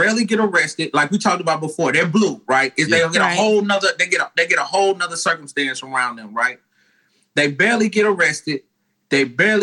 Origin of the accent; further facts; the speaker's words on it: Nashville, Tennessee, United States; I'm from Nashville. I'm an old country boy.